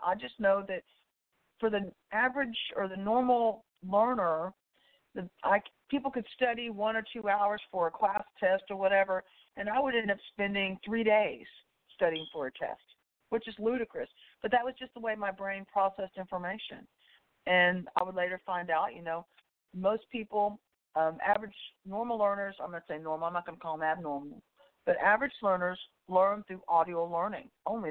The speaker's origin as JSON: {"language": "English", "area": "about 20 miles outside Austin", "region": "Central Texas", "country": "United States", "tie": "born or raised there", "said": "I grew up in the Central Texas area. I'm from I'm about 20 miles outside of Austin, Texas"}